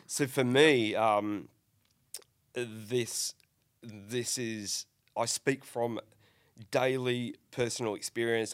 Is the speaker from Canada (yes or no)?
no; Northern Ireland, United Kingdom; now in Australia; I'm an Australian citizen, born in, in Northern Ireland